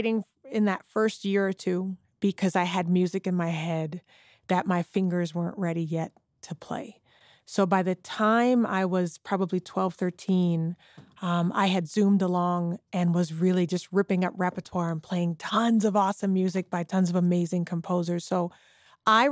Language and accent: English; Charleston, South Carolina, United States; now in Texas, United States; now I live in Texas now. I'm originally from Charleston, South Carolina